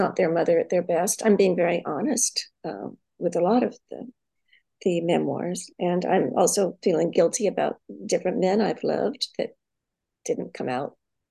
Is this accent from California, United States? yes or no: yes; San Francisco Bay Area, California, United States; also born or lived in Arkansas, United States; growing up in the Bay Area, which is where I was born, in San Francisco, and I grew up in Sausalito, Mill Valley, San Anselmo